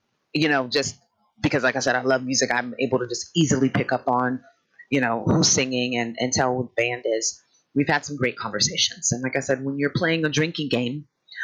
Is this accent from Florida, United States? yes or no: no; Sacramento, California, United States; I'm from Northern California, Sacramento area. We grew up with just different musical influences